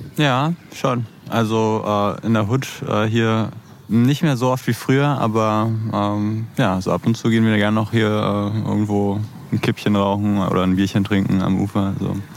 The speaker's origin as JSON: {"language": "German", "region": "Berlin", "country": "Germany", "tie": "born or raised there", "also_born_or_lived": "Neukölln, Berlin", "said": "Geboren bin ich sogar auch hier in, in Neukölln, ne? aber aufgewachsen in, in Kreuzberg zusammen mit dem Sänger …"}